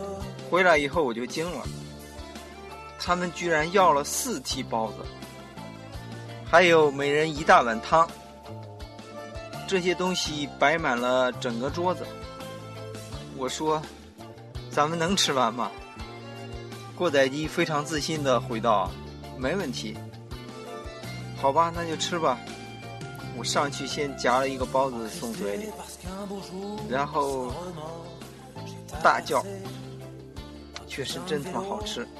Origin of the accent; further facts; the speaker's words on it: northern China, China; 三个来自北方的土老帽